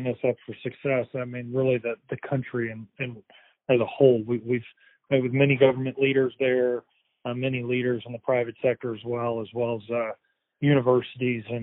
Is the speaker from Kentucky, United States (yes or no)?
yes; Kentucky, United States; moved away as an adult; also born or lived in New York / Washington, D.C.; I grew up in Kentucky, but spent about 10 years in New York and D.C.